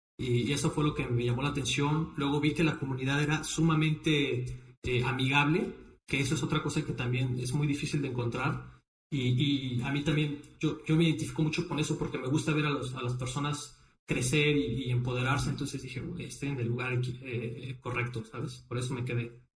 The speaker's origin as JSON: {"language": "Spanish", "country": "Mexico", "also_born_or_lived": "Brazil / Playa del Carmen, Mexico / Shenzhen, China", "moved": "as an adult", "said": "yo estudié relaciones internacionales en Brasil. Eh, cuando me regresé a México"}